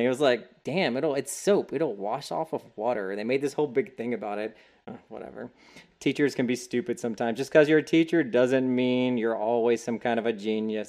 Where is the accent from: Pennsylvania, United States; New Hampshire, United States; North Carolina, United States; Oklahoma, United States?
North Carolina, United States; Hickory; in my hometown, Hickory, North Carolina